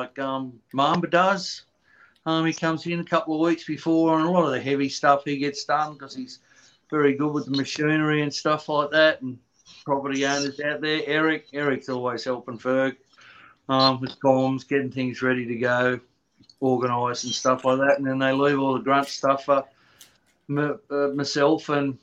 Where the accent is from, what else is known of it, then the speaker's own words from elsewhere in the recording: Australia; accent: Australian; moved away; I'm Australian, as you'll hear from the accent.